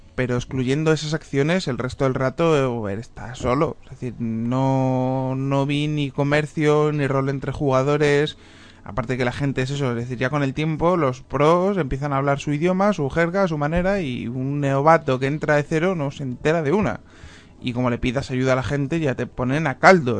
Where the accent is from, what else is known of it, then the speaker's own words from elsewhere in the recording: Spain; soy, soy español